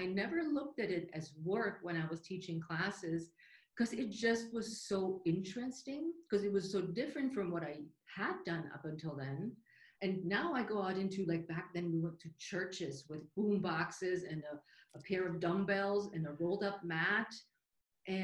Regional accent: Munich, Bavaria, Germany; English is a second language; now in United States; But I moved from Germany, from the southern part of Germany, from the Munich area to the U.S. over 32, 33 years by now.

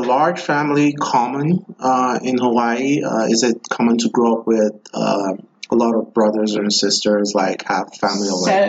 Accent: Nigeria; now in United States; I'm from Nigeria

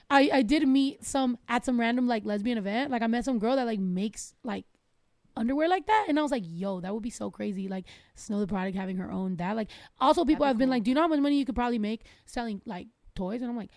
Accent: United States; born there; I've always felt like that is home for me. Even though I was born in the United States, but both my parents are from Mexico.

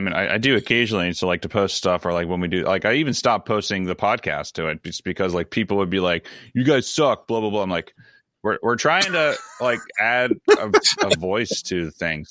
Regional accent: Baltimore, Maryland, United States; accent: Baltimore; my Baltimore accent

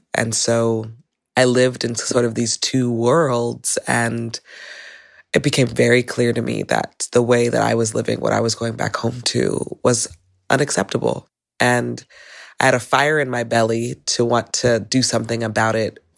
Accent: Los Angeles, California, United States; I grew up in Van Nuys, uh, which is a suburb outside of the inner city of Los Angeles

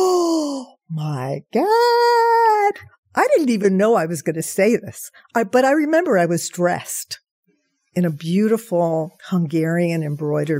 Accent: New York, United States; I grew up in New York

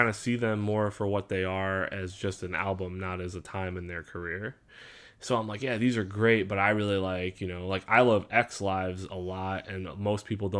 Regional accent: Indiana, United States; we're from Indiana.

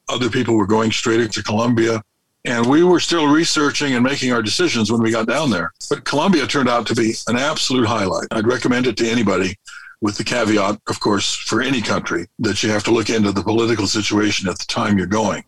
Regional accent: California, United States; moved away as an adult; we're from California, but we've been full time for 19 and a half years and just living on the road

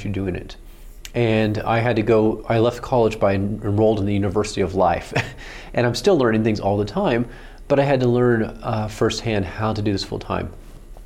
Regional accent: Oklahoma, United States; I grew up in Oklahoma

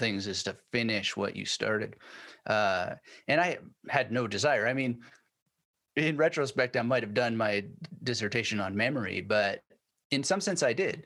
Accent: Canada; moved away as an adult; also born or lived in Germany; now in Brisbane, Australia; being Canadian

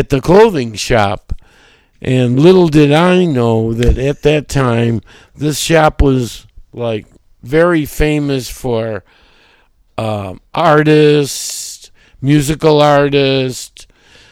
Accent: Buffalo, New York, United States; moved away as an adult; also born or lived in Los Angeles; now in San Francisco, United States; I grew up in Buffalo, New York

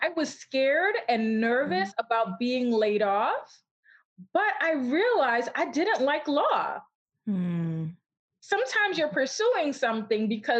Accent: Brooklyn, New York, United States; also born or lived in St. Vincent; I am originally from St. Vincent. Sometimes people will ask me that because they'll be like, you have an accent. So mm-hmm. I actually was born in the Caribbean and then my family migrated to Brooklyn, New York

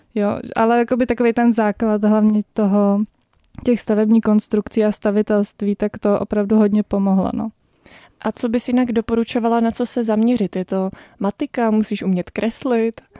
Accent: Prague, Czechia; jsem z Prahy

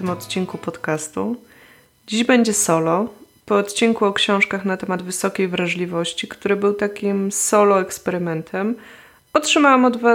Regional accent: Poland; moved away; od czasu, gdy wyemigrowałam z Polski

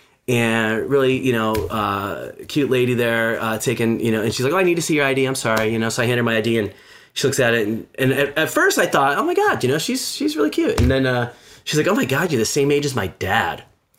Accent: Detroit, Michigan, United States; moved away as an adult; also born or lived in West Coast; just moved back to Detroit, which is my hometown. Had been living on the West Coast for the last 20 some years and, wanted to move back home, be closer to my family.

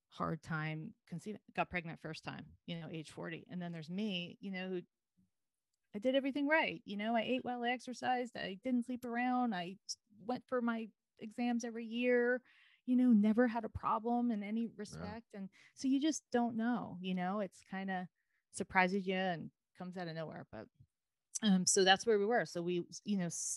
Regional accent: United States; also born or lived in New York City, United States; I'm from New Jersey, New York

